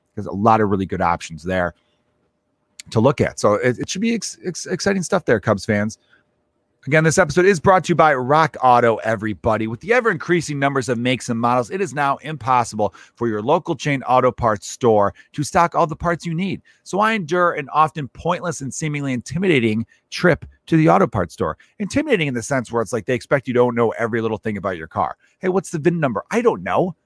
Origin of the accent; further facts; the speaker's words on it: Chicago, Illinois, United States; also born or lived in Los Angeles; I grew up in Chicago my whole life, but for three years, I lived in Los Angeles, twenty fourteen to twenty seventeen